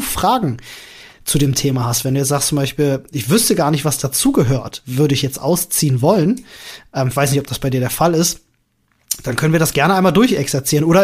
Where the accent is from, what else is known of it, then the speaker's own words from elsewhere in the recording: Berlin, Germany; Ich bin ja in Berlin groß geworden und in Berlin hast du ja eigentlich immer irgendwo Wohnungen, die frei sind, die du mieten kannst.